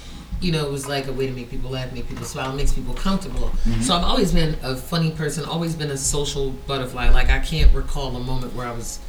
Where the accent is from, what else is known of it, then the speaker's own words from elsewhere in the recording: Fayetteville, North Carolina, United States; also born or lived in Baltimore / Germany; I was born and raised in Fayetteville, North Carolina, or Fort Bragg, the military base. And then I lived in Baltimore for like a couple years when my mother had to deploy. Then I moved to Germany. I went to high school in Germany.